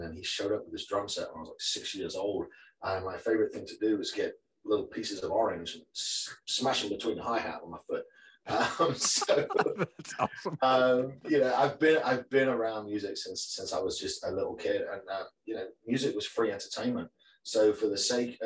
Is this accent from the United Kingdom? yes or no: yes; the north of England, United Kingdom; I grew up in a tiny little village in Northern England, probably about 150 people there.